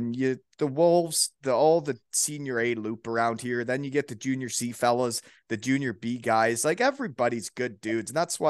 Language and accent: English; Elmira, Ontario, Canada; he played junior B against me when I was in Elmira.